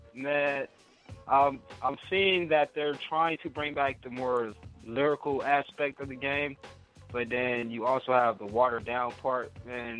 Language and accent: English; Inglewood, California, United States; me growing up in Inglewood